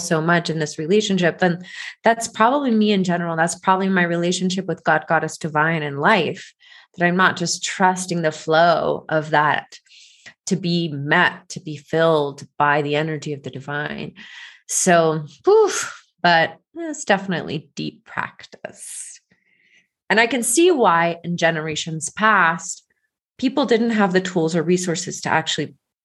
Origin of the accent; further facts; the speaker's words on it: Georgia, United States; I grew up in Georgia going to the church, the Presbyterian church